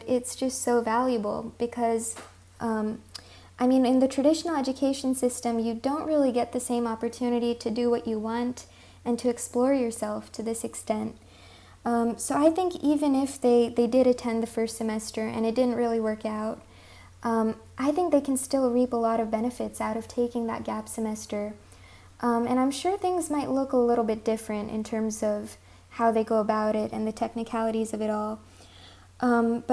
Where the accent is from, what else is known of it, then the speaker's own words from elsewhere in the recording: California, United States; first language Hindi; also born or lived in India; I'm from California